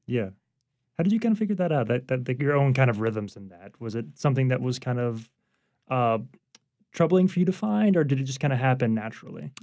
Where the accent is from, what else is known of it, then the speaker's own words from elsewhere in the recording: Baton Rouge, Louisiana, United States; now in New Orleans, United States; I grew up in Baton Rouge